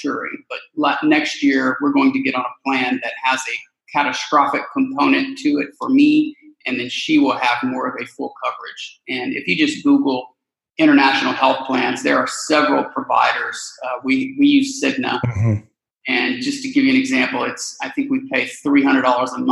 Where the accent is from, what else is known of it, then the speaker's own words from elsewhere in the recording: Houston, Texas, United States; moved away; So we're from Houston, Texas